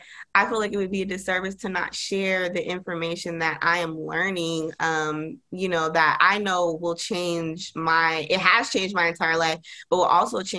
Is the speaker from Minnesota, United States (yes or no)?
no; Dallas, Texas, United States; moved away as an adult; also born or lived in Las Vegas; I'm from Dallas, but I ended up moving to Las Vegas for my first